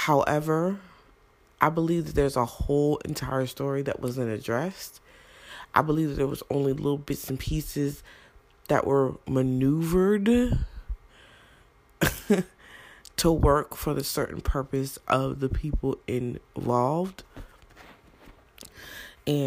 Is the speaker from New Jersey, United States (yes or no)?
yes; Brownsville, New Jersey, United States; also born or lived in Newark, New Jersey; I was born in Newark. Though I did not live in Newark my whole life, I was raised in Brownsville, New Jersey